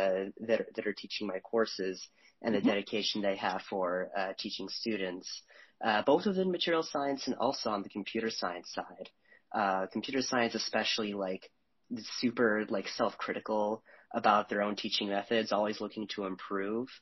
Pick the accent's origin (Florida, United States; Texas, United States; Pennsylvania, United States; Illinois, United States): Illinois, United States; Chicago; I'm from the Chicagoland area